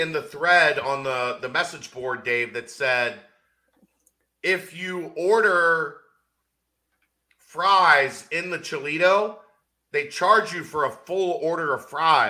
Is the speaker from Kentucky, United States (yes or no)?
yes; Northern Kentucky, United States; I grew up in Northern Kentucky.